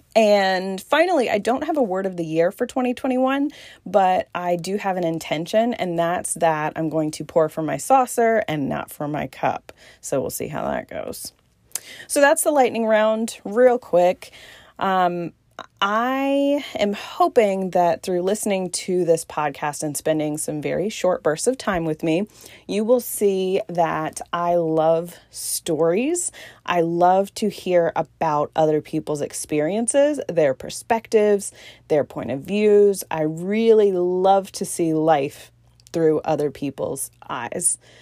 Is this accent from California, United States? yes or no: no; Newport News, Virginia, United States; also born or lived in Southeast Georgia; now in Georgia, United States; I am originally from Newport News, Virginia, and I now live in a small Southeast Georgia town